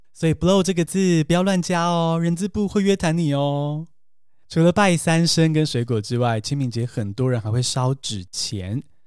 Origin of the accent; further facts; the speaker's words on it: Taiwan; 像我们这样从小在台湾长大的人